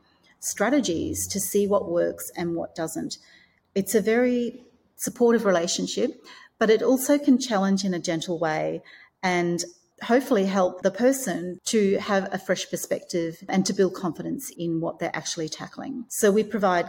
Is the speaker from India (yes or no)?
no; Australia; moved away as an adult; also born or lived in Hong Kong; So I have recently moved from Hong Kong back to my home country of Australia